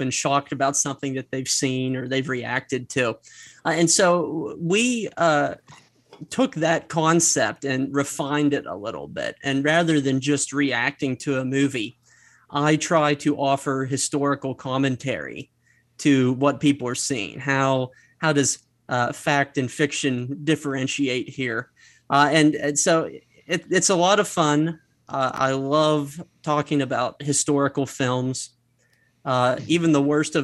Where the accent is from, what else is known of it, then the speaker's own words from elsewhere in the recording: Altoona, Pennsylvania, United States; my hometown of Altoona, Pennsylvania.